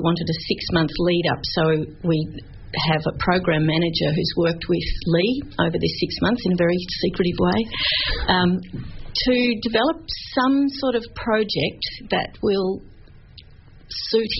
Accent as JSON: {"language": "English", "country": "Australia", "said": "we're Australian"}